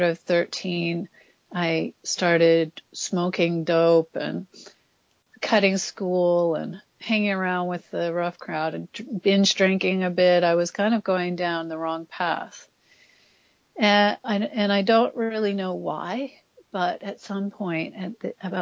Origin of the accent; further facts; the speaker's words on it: Canada; also born or lived in Australia; now in Sydney, Australia; So I grew up in Canada